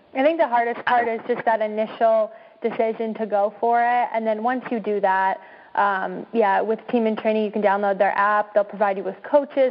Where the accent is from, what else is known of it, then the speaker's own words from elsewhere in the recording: Oregon, United States; we're from Oregon, so we, we were in Portland